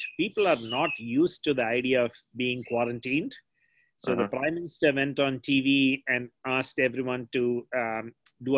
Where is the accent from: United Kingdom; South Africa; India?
India; Kerala; now in United States; the one state where I grew up in Kerala